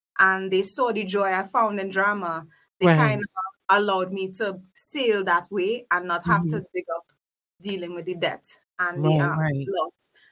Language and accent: English; South Trinidad, Trinidad & Tobago; I was raised in South Trinidad